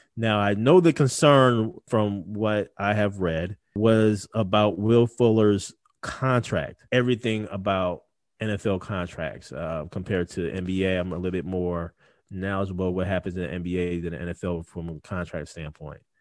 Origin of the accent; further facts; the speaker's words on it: Wisconsin, United States; Wisconsin's my home state